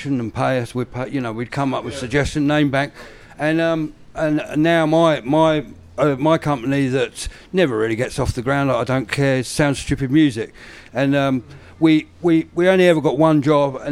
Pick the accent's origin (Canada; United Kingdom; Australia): United Kingdom; Brighton, South East England; now in New Zealand; I'm from Brighton.